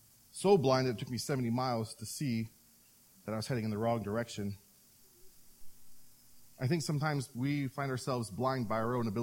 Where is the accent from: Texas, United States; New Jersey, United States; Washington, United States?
Washington, United States; Seattle; moved away; But I am from Seattle, so I'm a Mariners fan